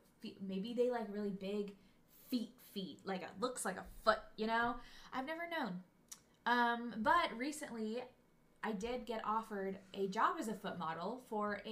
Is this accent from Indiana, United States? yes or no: no; North Carolina, United States; moved away; I'm from North Carolina.